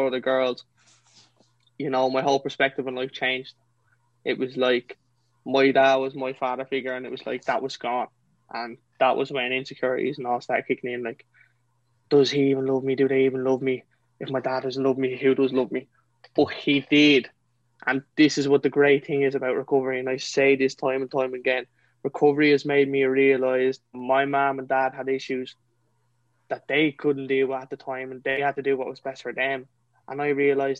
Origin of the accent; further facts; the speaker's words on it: County Kildare, Ireland; I'm from County Kildare, a little small place called Rockcoffee.